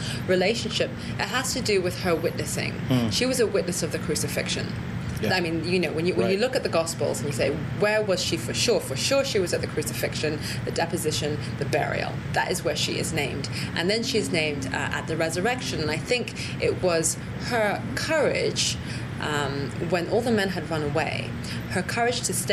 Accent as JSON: {"language": "English", "country": "Zimbabwe", "tie": "born or raised there", "said": "I grew up in Zimbabwe"}